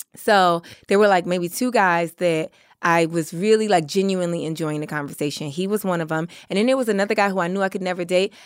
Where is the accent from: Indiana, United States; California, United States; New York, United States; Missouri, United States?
New York, United States; I grew up in Harlem.